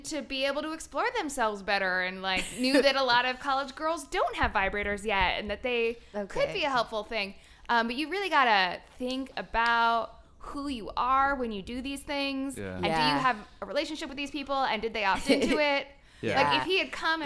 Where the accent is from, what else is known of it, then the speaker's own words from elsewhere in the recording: Northeast U.S., United States; also born or lived in Brooklyn; I'm from the U.S. and grew up just generally in Northeast U.S.